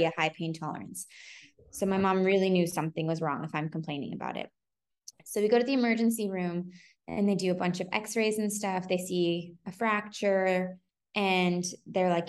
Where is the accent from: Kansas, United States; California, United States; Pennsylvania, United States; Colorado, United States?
California, United States; San Francisco; moved away as an adult; also born or lived in New York; I'm from San Francisco, born and bred